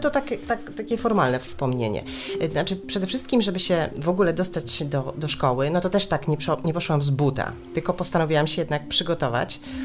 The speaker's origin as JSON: {"language": "Polish", "town": "Chorzów", "region": "Silesian Voivodeship", "country": "Poland", "tie": "born or raised there", "moved": "yes", "said": "pochodzę ze Śląska"}